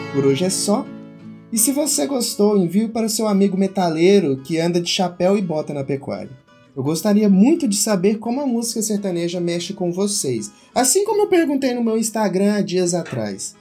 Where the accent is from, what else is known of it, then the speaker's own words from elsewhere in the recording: interior of Goiás, Brazil; eu sou do interior de Goiás, e isso faz com que a música sertaneja seja tocada na minha casa desde antes de eu nascer.